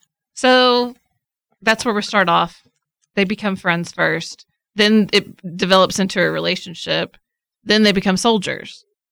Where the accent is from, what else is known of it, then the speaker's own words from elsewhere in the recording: Scotland, United Kingdom; It's a very Scottish voice. I'm Scottish.